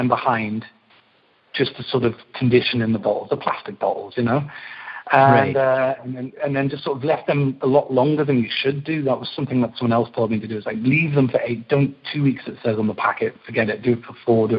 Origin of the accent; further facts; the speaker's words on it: Newcastle upon Tyne, North East England, United Kingdom; moved away as an adult; now in Brooklyn, United States; I'm from Newcastle in England